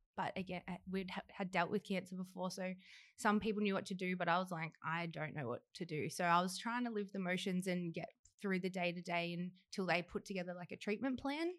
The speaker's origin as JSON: {"language": "English", "town": "Horsham", "region": "Victoria", "country": "Australia", "tie": "born or raised there", "lives_now": "Melbourne, Australia", "said": "I'm from Horsham, where Danny is from as well, and small country town, and grew up with both mum, dad, a perfect life"}